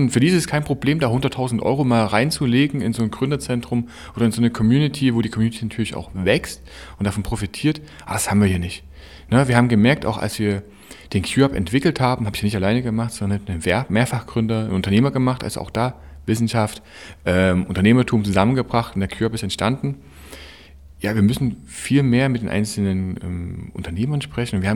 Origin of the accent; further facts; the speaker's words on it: Chemnitz, Saxony, Germany; und dann bin ich mal in meine Heimat zurückgekommen nach Chemnitz und musste irgendwie merken, Mensch, verdammt, das, was ich woanders sehe, das fehlt mir hier ein bisschen.